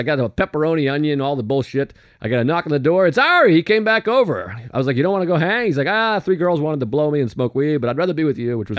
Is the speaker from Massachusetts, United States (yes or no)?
yes; Boston, Massachusetts, United States; moved away; we drive up to Beantown. Now, that's my hometown, of course.